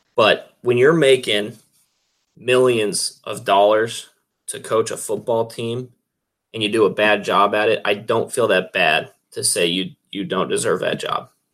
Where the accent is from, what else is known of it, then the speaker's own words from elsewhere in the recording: Greeley, Colorado, United States; I was a little kid growing up in Greeley